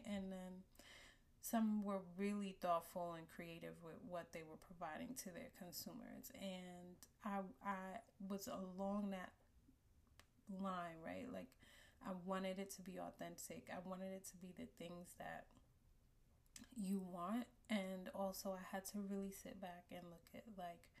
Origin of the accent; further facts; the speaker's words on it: New York City, New York, United States; born and raised in Brooklyn, New York, and still living here.